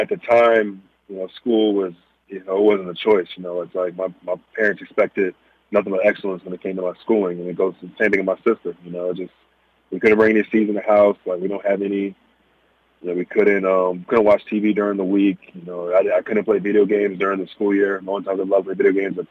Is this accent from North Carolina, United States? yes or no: no; Bedford, Texas, United States; Bedford, Texas, where I'm from, it's what made me. It's where I grew up.